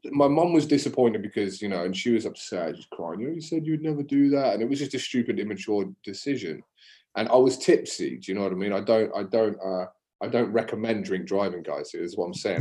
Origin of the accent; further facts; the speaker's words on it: Exmouth, South West England, United Kingdom; also born or lived in Exeter; now in Australia; I'm from England and I'm from Exeter in Devon right? So grew up in Exeter or Exmouth, so just on the coast south of Exeter